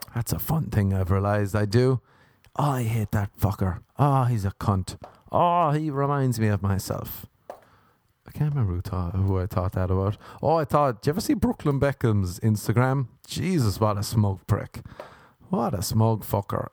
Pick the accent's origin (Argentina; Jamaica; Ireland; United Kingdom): Ireland; moved away; is being Irish